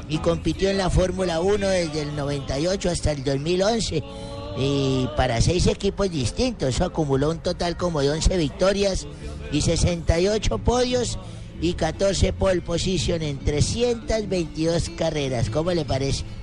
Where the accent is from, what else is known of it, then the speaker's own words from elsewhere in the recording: Colombia; me emocionaba escuchar ese disco. Soy colombiano.